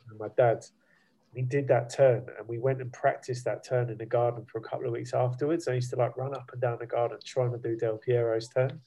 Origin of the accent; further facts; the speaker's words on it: Luton, East of England, United Kingdom; I grew up in Luton